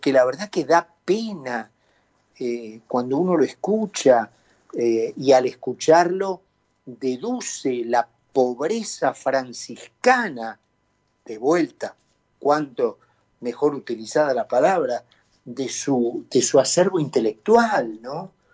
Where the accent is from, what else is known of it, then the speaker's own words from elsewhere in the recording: Argentina; hemos llegado los argentinos